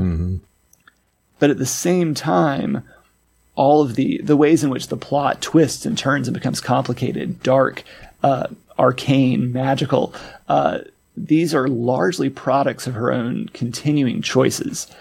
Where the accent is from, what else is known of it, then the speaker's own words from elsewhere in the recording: Arkansas, United States; moved away; my home state of Arkansas